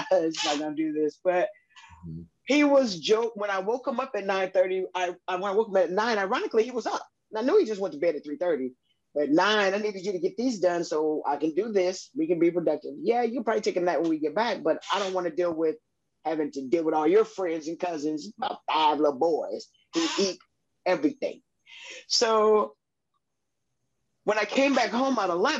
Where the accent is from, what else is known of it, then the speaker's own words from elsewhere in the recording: Chicago, Illinois, United States; now in Louisville, United States; I'm from Chicago